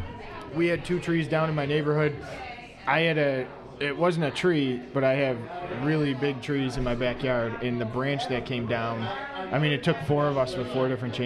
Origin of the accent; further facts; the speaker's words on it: Buffalo, New York, United States; we're from Buffalo